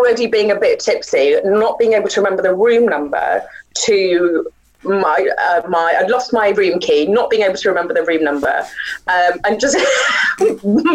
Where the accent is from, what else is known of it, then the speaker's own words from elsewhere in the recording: Gravesend, South East England, United Kingdom; I grew up in Gravesend